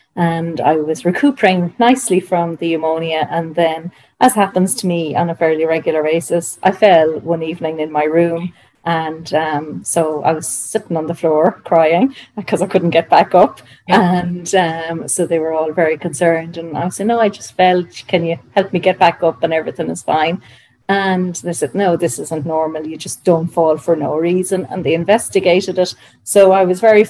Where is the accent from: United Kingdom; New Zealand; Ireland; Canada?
Ireland; Dublin, Leinster; I'm from Dublin